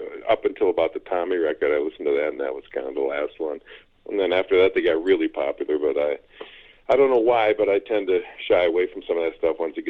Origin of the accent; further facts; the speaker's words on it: Minneapolis, Minnesota, United States; I grew up in Minneapolis, and more specifically on the north side of Minneapolis